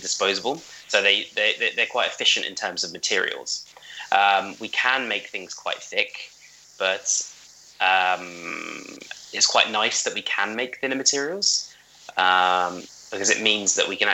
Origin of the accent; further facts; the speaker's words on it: United Kingdom; we are British.